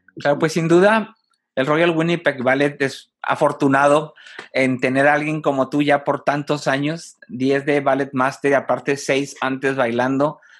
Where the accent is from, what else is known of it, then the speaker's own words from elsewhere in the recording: Mexico; Como mexicano